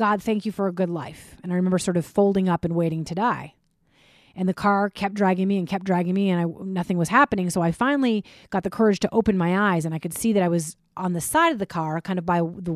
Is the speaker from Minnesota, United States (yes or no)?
yes; Minnesota, United States; when I was 11, I was growing up in Minnesota